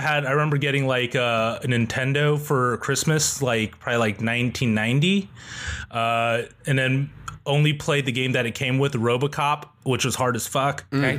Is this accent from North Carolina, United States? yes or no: no; Diamond Bar, California, United States; Grew up in Diamond Bar.